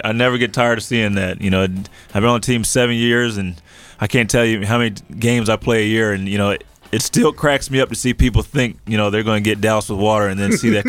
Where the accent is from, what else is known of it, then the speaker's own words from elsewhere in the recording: Princeton, New Jersey, United States; I'm originally from Princeton